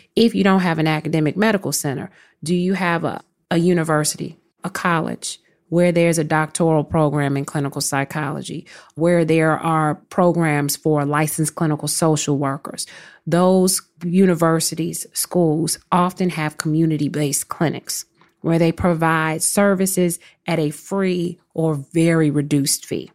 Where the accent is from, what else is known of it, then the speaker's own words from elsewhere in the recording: Chicago, Illinois, United States; moved away as an adult; also born or lived in New York; I'm from Chicago